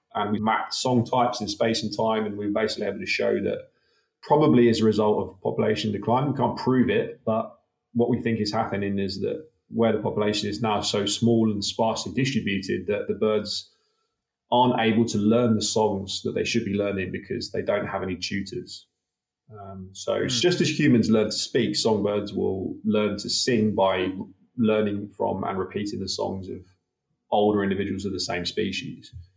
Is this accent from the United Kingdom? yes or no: yes; United Kingdom; also born or lived in Wollongong, Australia; now in Australia; growing up in the UK, as you can tell from my dodgy accent